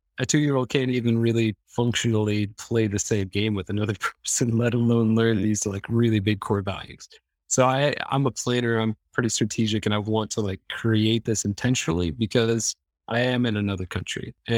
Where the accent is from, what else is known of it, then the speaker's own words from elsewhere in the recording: Midwest, United States; I mean, I come from the Midwest, so it's like farm town, you know what I mean?